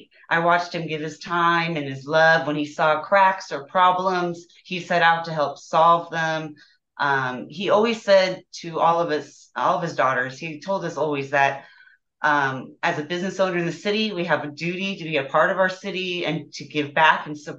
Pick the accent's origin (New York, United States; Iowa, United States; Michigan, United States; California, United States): California, United States; Long Beach; No, I was raised in Long Beach.